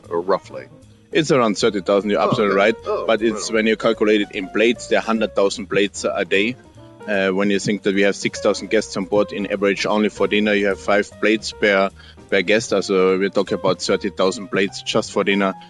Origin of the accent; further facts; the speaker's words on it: Austria; English is a second language; moved away as an adult; also born or lived in Salzburg, Austria / Sydney, Australia / Norway; now in Mexico; I'm born in Austria, living now in Mexico